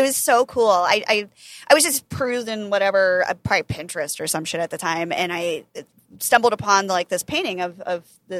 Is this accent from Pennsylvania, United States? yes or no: yes; Pennsylvania, United States; I grew up in Pennsylvania. Amish was like my neighbors.